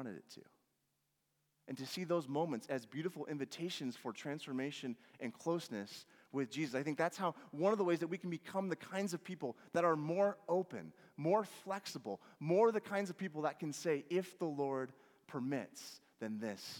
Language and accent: English; Washington, United States; growing up in Washington